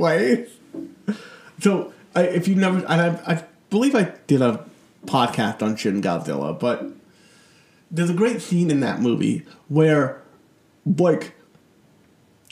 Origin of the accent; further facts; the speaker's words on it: United States; my home country, America